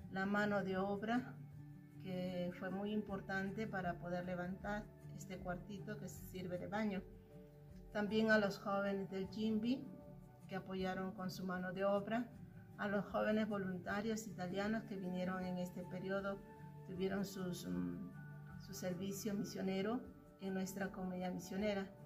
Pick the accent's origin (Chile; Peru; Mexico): Peru; misionera peruana de la comunidad misionera de Villarregia